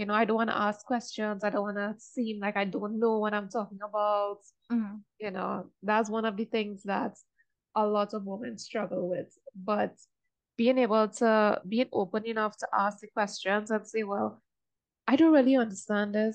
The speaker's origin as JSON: {"language": "English", "country": "Trinidad & Tobago", "said": "I'm from Trinidad."}